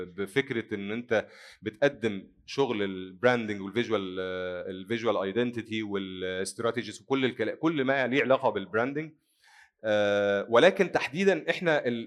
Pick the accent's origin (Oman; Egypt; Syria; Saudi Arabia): Egypt; عندنا في مصر